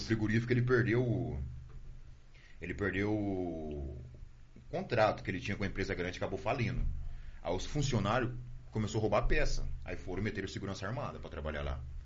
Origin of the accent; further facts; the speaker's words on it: Sarandi, Paraná, Brazil; also born or lived in Santa Fé; Eu sou daqui de Sarandi, nascido aqui. Depois nós fui para Santa Fé